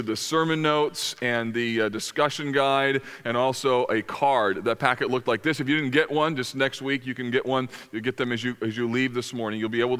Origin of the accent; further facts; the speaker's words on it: United States; as American Christians